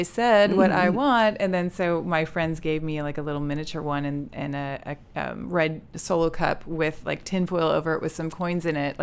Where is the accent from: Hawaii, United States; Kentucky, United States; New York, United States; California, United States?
California, United States; we're from California